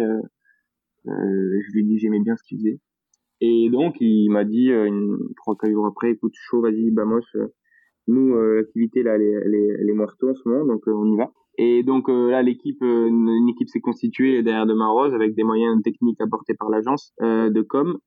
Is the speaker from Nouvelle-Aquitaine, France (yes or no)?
no; Toulouse, Occitania, France; accent: Toulouse; je suis fier d'être toulousain et, et je cache pas mon accent